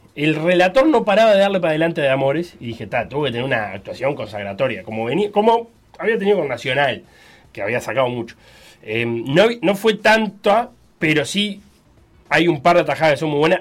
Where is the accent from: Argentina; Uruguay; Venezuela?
Uruguay; viéndolo como uruguayo